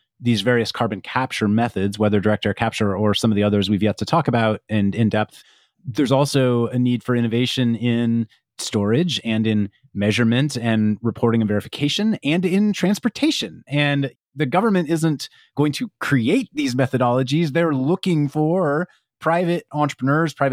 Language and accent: English; Kansas, United States; I'm from Kansas.